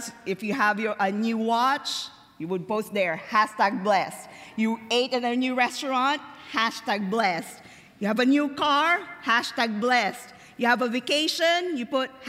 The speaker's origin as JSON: {"language": "English", "country": "Philippines", "tie": "born or raised there"}